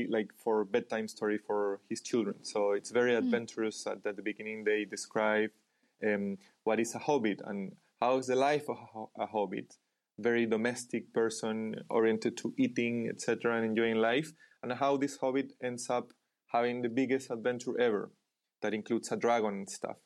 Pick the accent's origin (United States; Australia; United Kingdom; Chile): Chile; I was born in Chile